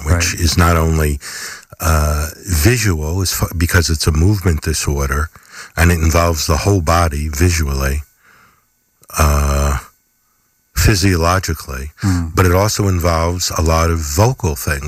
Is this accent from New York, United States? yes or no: yes; Westchester County, New York, United States; now in Rhinecliff, United States; I grew up in Westchester County, mostly